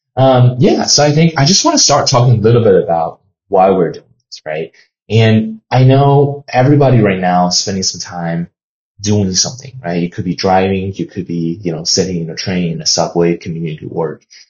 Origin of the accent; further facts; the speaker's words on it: China; now in United States; I was born and raised in China